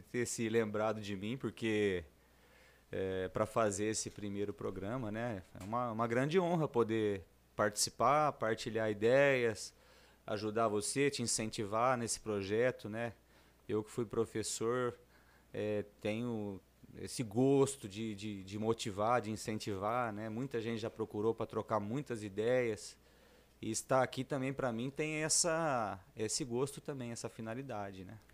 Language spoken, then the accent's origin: Portuguese; Lins, São Paulo, Brazil; Como eu sou nascido aqui em Lins, muita gente já me conhece